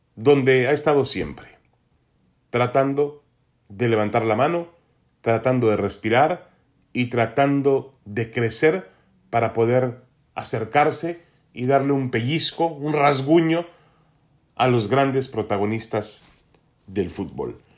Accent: Mexico; como aficionados mexicanos al fútbol

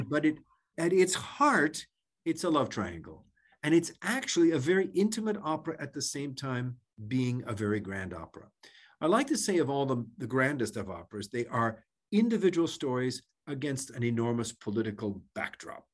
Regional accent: Ann Arbor, Michigan, United States; now in Cincinnati, United States; I'm from Ann Arbor, Michigan, I know what Midwestern hospitality is about

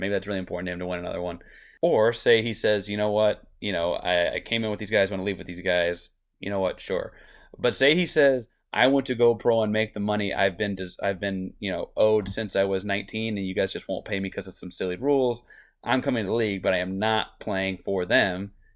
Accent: Austin, Texas, United States; I grew up in Austin.

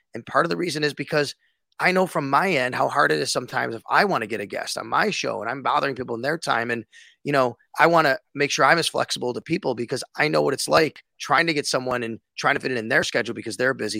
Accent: Buffalo, New York, United States; I grew up in Buffalo, I was a Bills fan

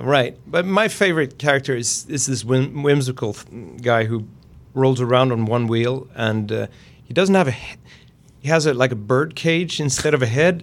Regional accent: Gothenburg, Västra Götaland, Sweden

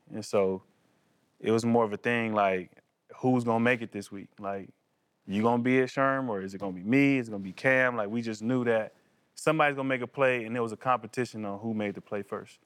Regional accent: California, United States; growing up in California

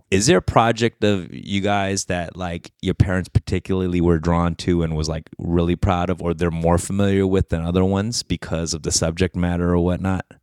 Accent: Koreatown, California, United States; I would grow up in Koreatown

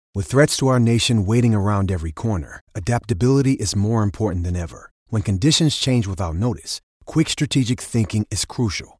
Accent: Ohio, United States; I grew up in Ohio

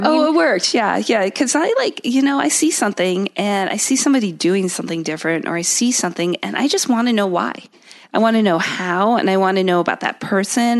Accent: Connecticut, United States; also born or lived in London, England; I grew up in Connecticut

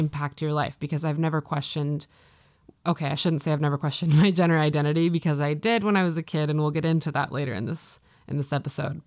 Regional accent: Midwest, United States; moved away as an adult; also born or lived in Maine; now in Los Angeles, United States; I grew up in the Midwest

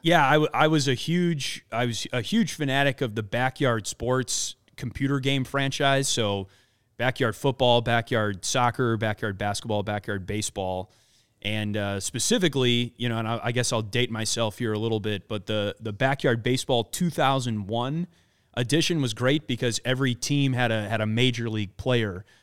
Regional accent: Wisconsin, United States; now in Chicago, United States; I grew up in Wisconsin, grew up a, uh, a big Milwaukee Brewers fan

